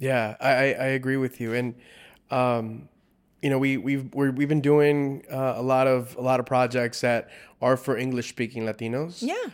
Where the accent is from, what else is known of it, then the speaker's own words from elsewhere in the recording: South Gate, California, United States; first language Spanish; English is a second language; My first language was Spanish. Mm-hmm. Uh, I grew up not too far from here, about 15 minutes uh, from here, a city called Southgate